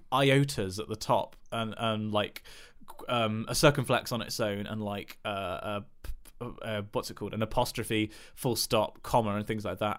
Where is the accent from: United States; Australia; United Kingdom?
United Kingdom; England; I'm English